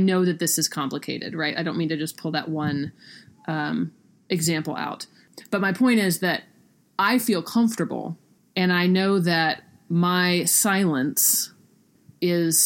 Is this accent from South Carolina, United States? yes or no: yes; South Carolina, United States; I grew up in South Carolina. That's where I picked it up.